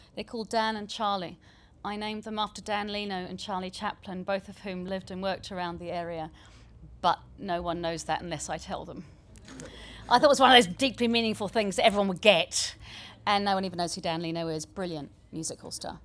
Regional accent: New Zealand; also born or lived in southeast London; now in London, United Kingdom; where my mum was born, where I was born before I grew up in New Zealand and got this accent

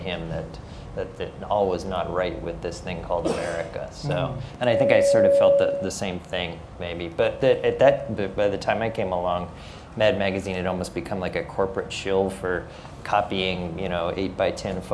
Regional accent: Omaha, Nebraska, United States; I grew up in the Midwest in Omaha, Nebraska.

